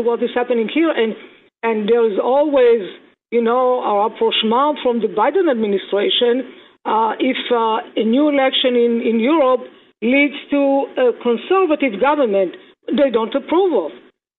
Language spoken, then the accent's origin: English; Israel; now in United States; I mean, I came from Israel, and what is happening there, they are very similar to what's happening here.